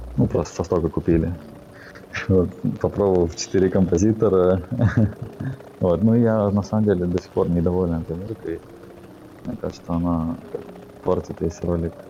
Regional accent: Saint Petersburg, Russia; я родился в Питере, и, ну, всю жизнь здесь прожил

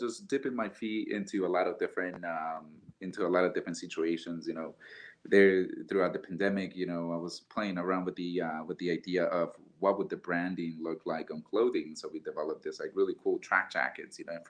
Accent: Honduras; now in Denver, United States; I can represent myself as a chef born and bred in Honduras

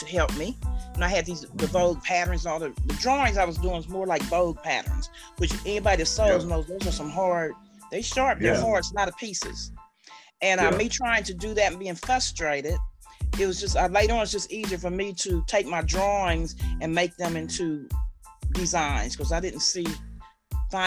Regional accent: Columbus, Ohio, United States; also born or lived in Mansfield, Ohio; I've been here in Columbus since I was 13 months old

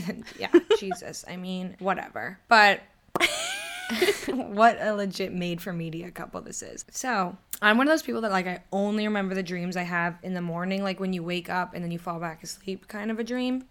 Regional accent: Boston, Massachusetts, United States; my hometown that would be in like Southie Boston

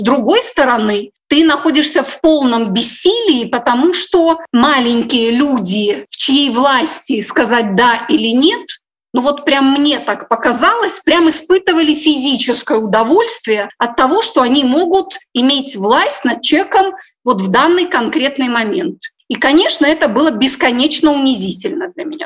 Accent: Minsk, Belarus; moved away as an adult; also born or lived in Kyiv, Ukraine; now in Ukraine; я родилась в Минске, я гражданка Республики Беларусь и с 97 года, 1997 года живу

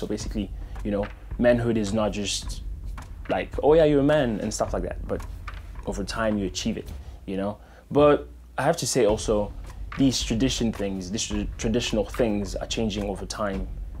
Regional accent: DR Congo; now in Phoenix, United States; I was born in the Democratic Republic of the Congo, and now I live in Phoenix, Arizona. As a kid, I moved around a lot.

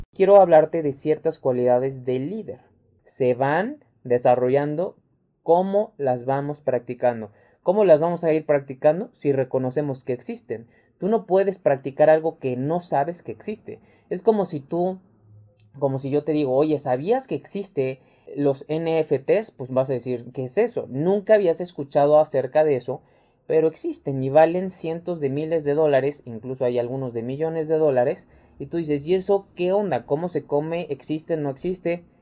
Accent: Mexico; mexicano, emprendedor y empresario

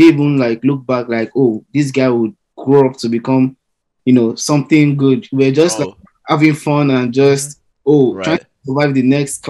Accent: Lagos, Nigeria; also born or lived in Ogun State, Nigeria; now in Chicago, United States; we're from the mainland

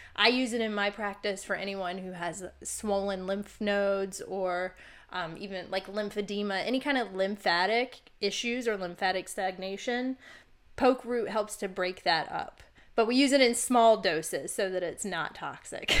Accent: Virginia, United States; moved away; also born or lived in Oregon / Arizona; I grew up in Virginia

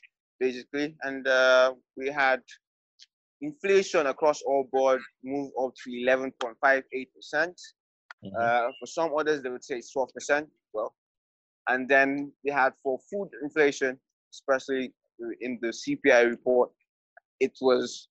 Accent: Adamawa, Nigeria; my home state, Adamawa State

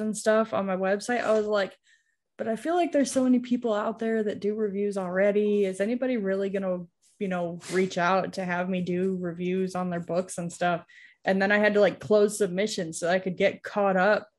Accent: New York, United States; where I grew up in New York

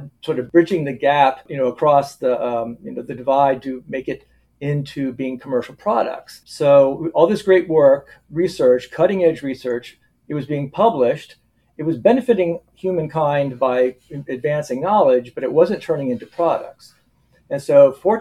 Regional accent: South Florida, United States; moved away as an adult; also born or lived in Gainesville, Florida / Charleston, South Carolina; now in Wisconsin, United States; I grew up mostly in South Florida, Southeast Florida, the sort of Fort Lauderdale and West Palm Beach areas

